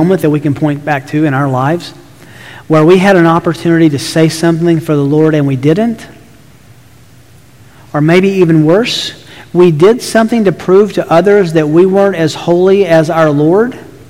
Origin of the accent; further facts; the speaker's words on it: Tennessee, United States; I grew up in Tennessee.